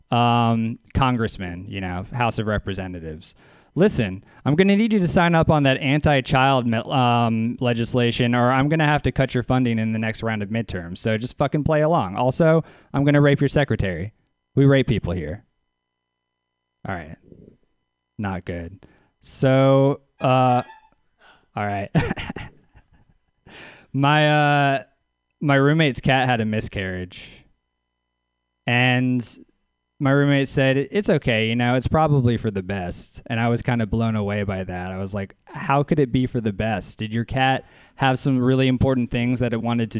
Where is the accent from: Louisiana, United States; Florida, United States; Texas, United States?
Louisiana, United States; now in Oakland, United States; I am from Louisiana. I live in Oakland.